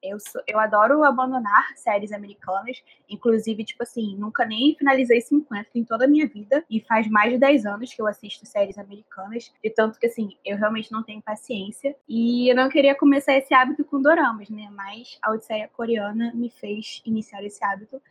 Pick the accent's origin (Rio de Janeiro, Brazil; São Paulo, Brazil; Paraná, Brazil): Rio de Janeiro, Brazil; eu sou do Rio de Janeiro